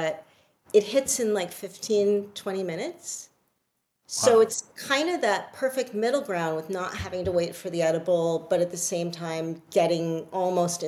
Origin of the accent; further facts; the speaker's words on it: New York City, New York, United States; moved away as an adult; now in Connecticut, United States; I am a New Yorker at heart and always will be